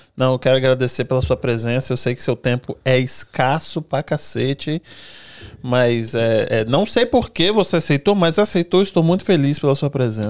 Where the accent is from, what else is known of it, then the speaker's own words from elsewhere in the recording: Cachoeiro de Itapemirim, Espírito Santo, Brazil; moved away as an adult; Eu também sou de um lugar quente assim também, Cachoeiro Tapimirim. E, e eu falo para as pessoas que eu já tive calor suficiente quando eu morei meus 19 anos lá